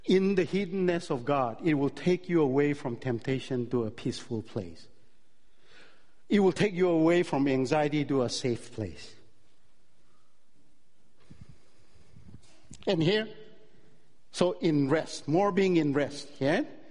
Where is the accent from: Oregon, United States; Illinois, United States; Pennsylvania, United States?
Illinois, United States; Chicago; I'm from Chicago.